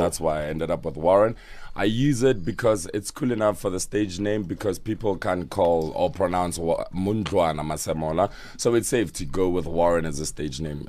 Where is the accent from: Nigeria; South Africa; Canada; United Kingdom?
South Africa; Soshanguve, Gauteng; also born or lived in Ga-Rankuwa; Called Soshanguve Block L